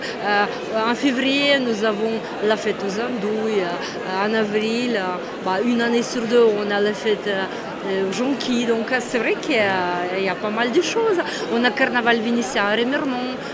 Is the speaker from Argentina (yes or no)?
no; Moldova; moved away as an adult; now in Vosges, France; je suis née en, URSS et actuellement, c'est euh, la Moldavie.